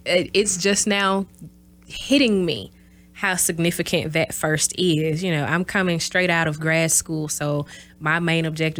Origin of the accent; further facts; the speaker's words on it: the South, United States; You know, I'm from the South, so learning about, you know, Black history